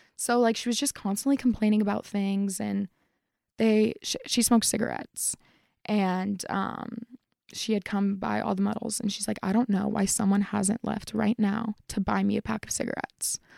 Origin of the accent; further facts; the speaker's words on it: Parker, Colorado, United States; I'm from Colorado. I was born and raised.